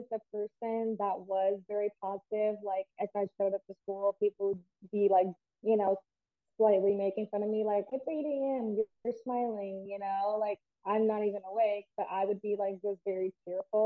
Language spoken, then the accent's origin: English; Port Charlotte, Florida, United States; also born or lived in Orlando, Florida / Utah; I grew up actually here in Fort Charlotte, Florida